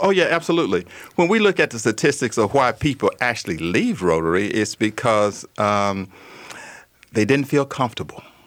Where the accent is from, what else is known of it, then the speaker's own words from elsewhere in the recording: Arkansas, United States; I'm from Arkansas.